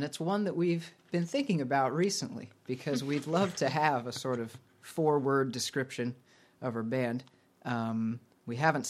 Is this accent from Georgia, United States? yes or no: yes; just outside Atlanta, Georgia, United States; also born or lived in Kentucky / Connecticut; now in Vermont, United States; I am originally from just outside Atlanta, Georgia.